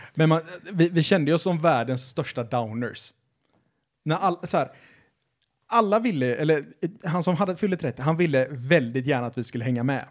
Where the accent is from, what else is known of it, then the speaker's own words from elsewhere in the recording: Sweden; svenskar är nationalister för att vi tycker att vi alltid är bäst på allting